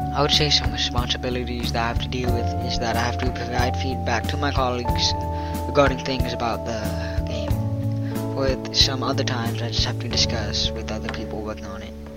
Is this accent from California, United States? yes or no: yes; Riverside, California, United States; I was born in Riverside, California